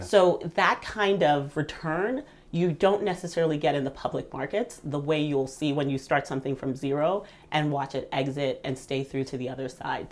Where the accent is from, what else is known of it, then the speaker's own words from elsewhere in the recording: Southern Virginia, United States; also born or lived in Nigeria; We moved to the U.S. when I was five, and I grew up in Southern Virginia